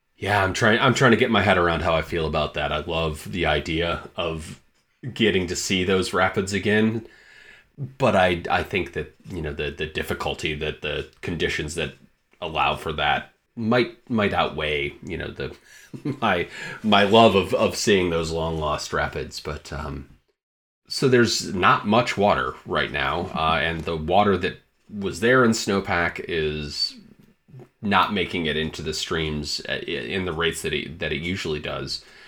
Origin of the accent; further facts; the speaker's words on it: Michigan, United States; moved away; also born or lived in Montana; was born and raised in Michigan